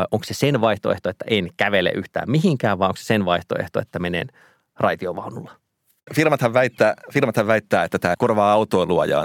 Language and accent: Finnish; Joensuu, North Karelia, Finland; now in Helsinki, Finland; kun mä oon käynyt Joensuussa, josta mä oon siis kotoisin ja siellä sitten asun vanhempieni luona, joka ei ole ruutukaava-alueella